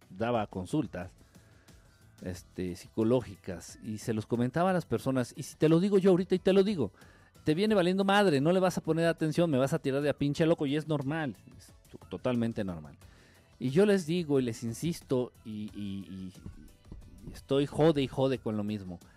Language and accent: Spanish; Mexico; Soy, soy mexicano, soy católico, le voy a la América, me gusta la chela, voto por el PRI.